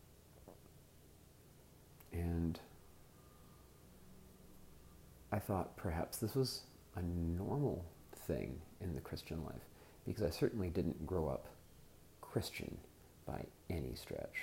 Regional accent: Southern California, United States; I'm an American. I grew up in Southern California

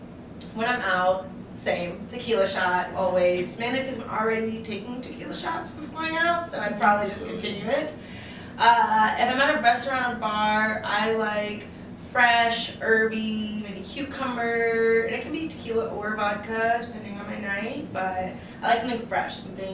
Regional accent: Richmond, Virginia, United States; moved away as an adult; now in Washington, DC, United States; I have been in DC for about 2 years. I'm originally from Richmond, Virginia.

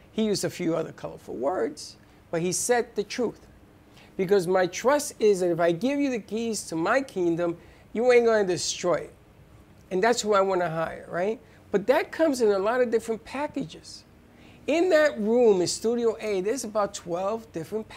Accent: New York City, New York, United States; I'm a kid from the Bronx. I grew up in the Bronx

